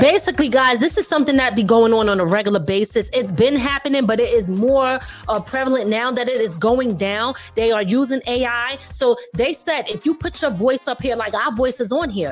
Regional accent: Philadelphia, Pennsylvania, United States; also born or lived in 845 area code (Hudson Valley, New York); now in Hudson Valley, New York, United States; I'm originally from Philly, okay? West Philly, born and raised

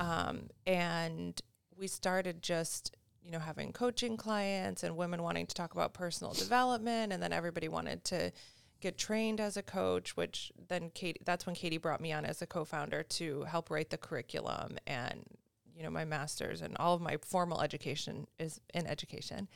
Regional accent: Syracuse, New York, United States; moved away; I'm originally from Syracuse, New York, so upstate New York

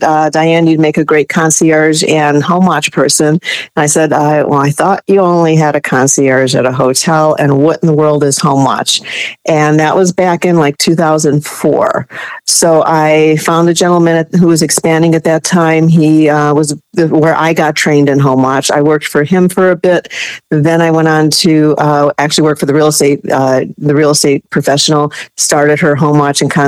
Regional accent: Northern Indiana, United States; now in Florida, United States; I'm from Northern Indiana originally. After I moved to Florida

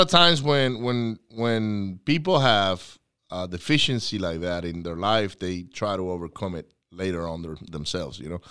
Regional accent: Venezuela; moved away; I grew up in Venezuela

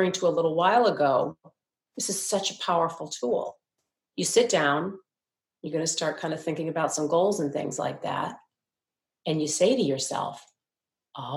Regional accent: Midwest, United States; moved away; also born or lived in New York; when we were little girls growing up in the Midwest

